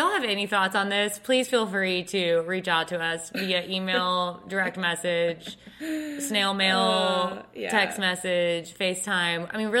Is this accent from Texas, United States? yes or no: yes; Texas, United States; we're from Texas, where in Texas are you from, and anyways, long story short, we realized we're both from around the same area and went to the same church.